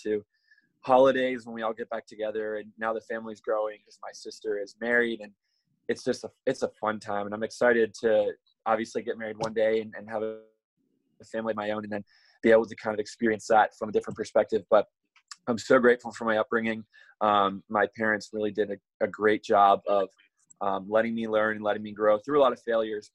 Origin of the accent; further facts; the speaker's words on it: Mechanicsburg, Pennsylvania, United States; We live right outside of Harrisburg, which is the capital, so in Mechanicsburg.